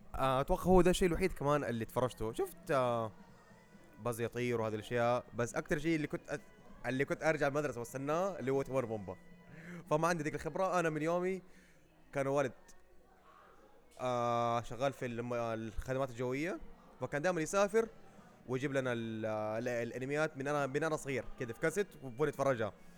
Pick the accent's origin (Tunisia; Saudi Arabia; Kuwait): Saudi Arabia; إحنا كدولة سعودية